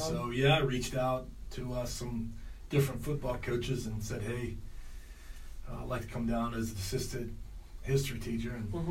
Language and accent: English; Warren, Pennsylvania, United States; moved away; I'm from Warren, Pennsylvania.